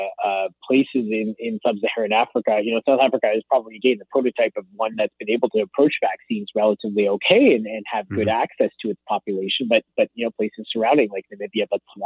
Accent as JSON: {"language": "English", "country": "Canada", "said": "as a Canadian"}